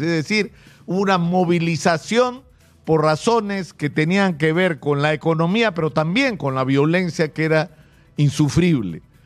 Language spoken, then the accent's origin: Spanish; Lima, Peru